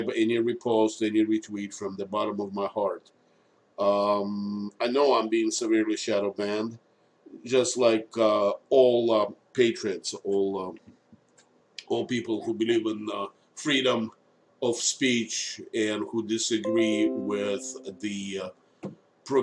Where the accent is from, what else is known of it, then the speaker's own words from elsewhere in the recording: Moscow, Russia; now in United States; I was born in Moscow. I was born in Russia.